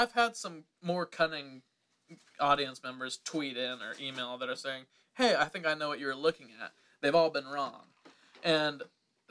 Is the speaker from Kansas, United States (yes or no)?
yes; Kansas, United States; now in Los Angeles, United States; Kansas. Okay. Same place as me